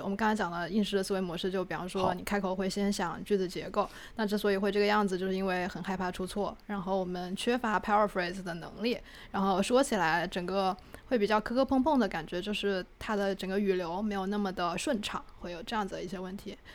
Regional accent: Wuhan, Hubei, China; accent: Wuhan; 我的普通话有武汉口音

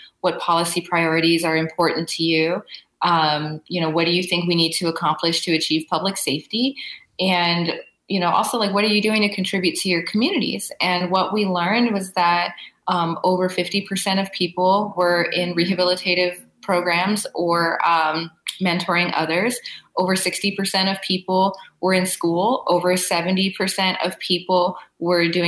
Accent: Los Angeles, California, United States; growing up in Los Angeles

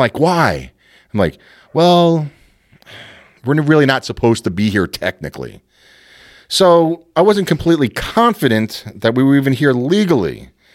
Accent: New York City, New York, United States; moved away as an adult; I was brought up in Queens

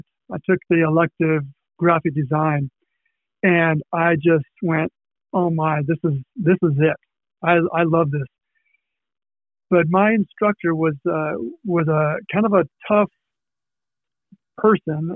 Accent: Seattle, Washington, United States; moved away as an adult; also born or lived in Chicago; I was born in the Seattle area. But I was going to school at Edmonds Community College.

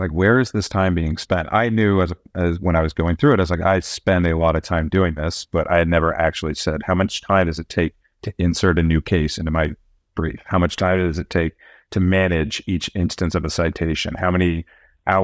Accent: California, United States; My mom was a trial lawyer in Santa Clara for 40 years. My dad was a technologist, and so I grew up in the Bay Area, in the heart of it

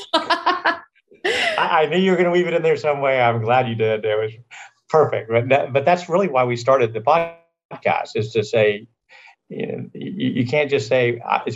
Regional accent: Virginia, United States; This is a Sunday dinner, 3 o'clock on Sunday afternoon, growing up in Virginia

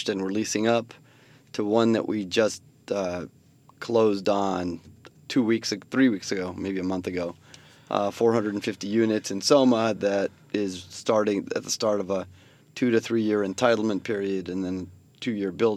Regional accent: San Francisco, California, United States; I grew up in San Francisco, so I know the city like the back of my hand.

